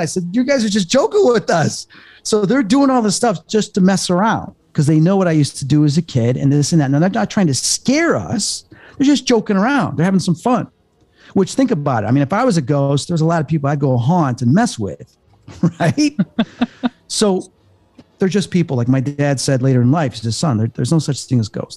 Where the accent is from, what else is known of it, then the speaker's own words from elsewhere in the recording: Chicago, Illinois, United States; I'm from Chicago